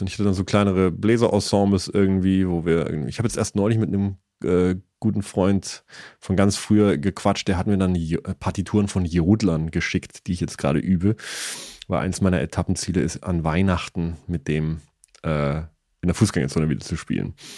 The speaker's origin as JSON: {"language": "German", "town": "Eystetten", "region": "Bavaria", "country": "Germany", "tie": "born or raised there", "also_born_or_lived": "Augsburg", "said": "Ich bin aber geboren, also aufgewachsen in Eistetten, A-Y-Städten"}